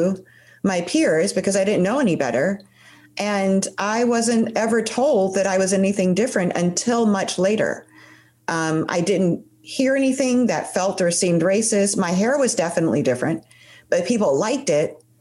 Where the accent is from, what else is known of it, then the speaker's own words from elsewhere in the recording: Chicago, Illinois, United States; I was born in Chicago